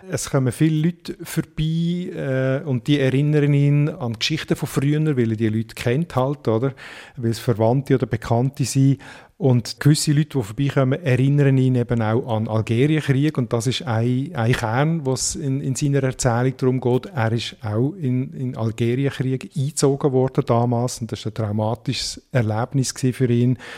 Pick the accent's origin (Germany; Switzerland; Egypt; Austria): Switzerland; accent: High Alemannic; Also mir fällt auf, gewisse Elemente, die jetzt äh, in der Hochalemannischen, in unseren hochalemannischen Dialekt nicht sind